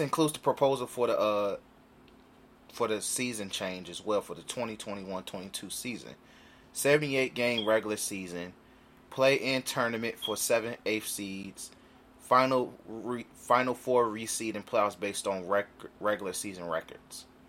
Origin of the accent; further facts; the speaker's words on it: Chicago, Illinois, United States; we are from Chicago, so we Central niggas